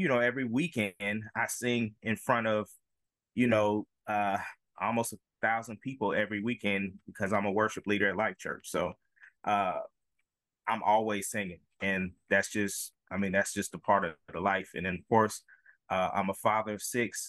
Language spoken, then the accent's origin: English; Killeen, Texas, United States; moved away as an adult; now in Oklahoma City, United States; I'm originally from Killeen, Texas